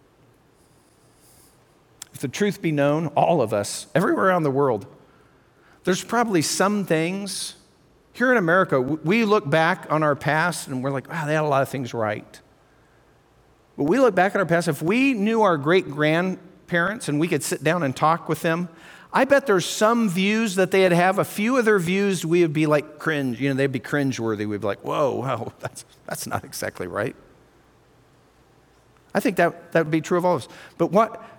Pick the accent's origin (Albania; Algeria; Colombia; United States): United States; Colorado; I'm from Colorado